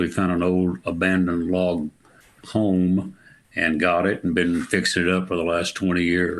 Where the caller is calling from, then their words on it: Wimberley, Texas, United States; I'm in Wimberley, Texas. It's about 35 miles southeast of Austin, Texas, just at the beginning of the hill country.